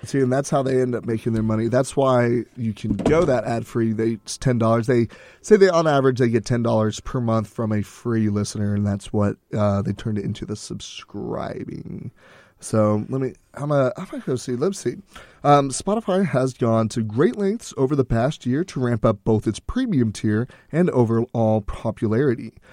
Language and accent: English; Texas, United States; we're from Texas